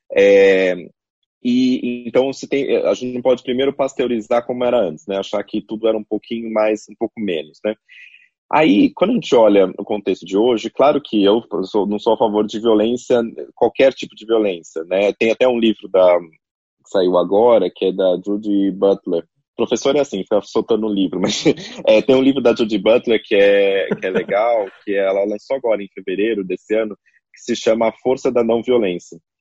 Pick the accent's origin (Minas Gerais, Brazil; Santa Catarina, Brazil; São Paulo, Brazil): São Paulo, Brazil; Carapicuíba / Osasco; acho que nasci em Carapicuíba, foi registrado em Osasco, ou, ou o contrário, não lembro